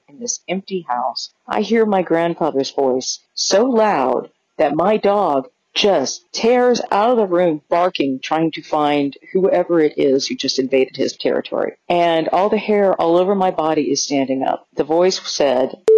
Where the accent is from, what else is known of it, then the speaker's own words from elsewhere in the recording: Kansas, United States; I'm from Kansas